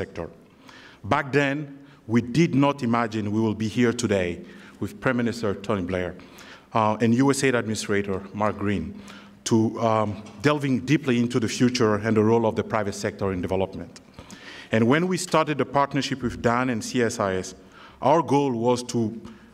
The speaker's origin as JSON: {"language": "English", "country": "Mali", "moved": "yes", "said": "I'm originally from Mali"}